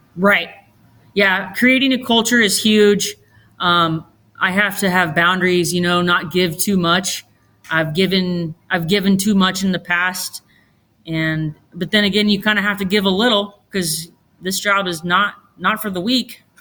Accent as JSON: {"language": "English", "town": "Roseburg", "region": "Oregon", "country": "United States", "tie": "born or raised there", "said": "born and raised in Roseburg, Oregon"}